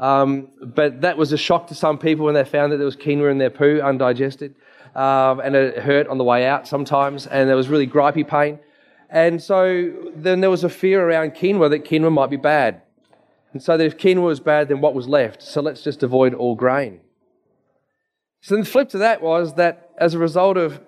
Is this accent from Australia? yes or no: yes; Dandenong, Victoria, Australia; I grew up in Dandenong.